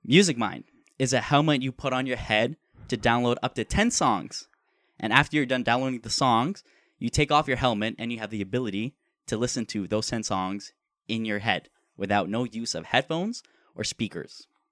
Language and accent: English; Canada; since we're Canadian